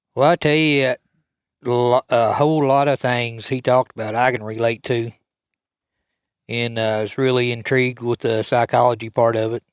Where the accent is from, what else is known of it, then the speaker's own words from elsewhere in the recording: United States; I was raised here in Cole County